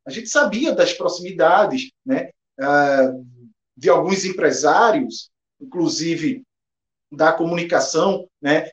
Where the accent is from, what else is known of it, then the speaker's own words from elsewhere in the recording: Recife, Pernambuco, Brazil; eu sou de Recife